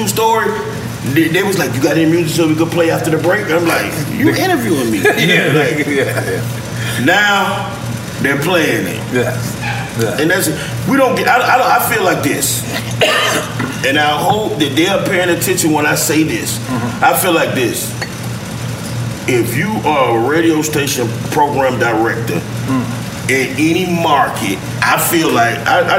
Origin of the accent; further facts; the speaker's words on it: Miami, Florida, United States; growing up in Florida, especially Miami